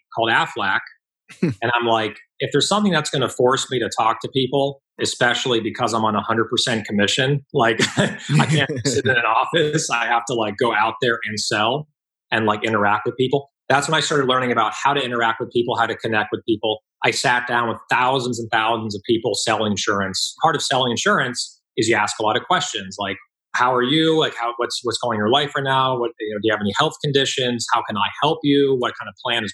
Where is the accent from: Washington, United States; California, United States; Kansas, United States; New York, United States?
California, United States; Palos Verdes; I grew up in Southern California. I grew up in Palos Verdes. Went to school, middle school in Palos Verdes. Went to high school in Palos Verdes.